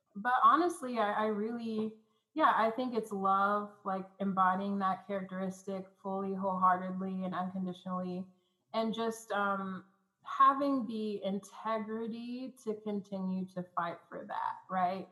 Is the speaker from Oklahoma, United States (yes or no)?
yes; Oklahoma City, Oklahoma, United States; I'm coming from Oklahoma City, Oklahoma. Like there's a church almost on every corner here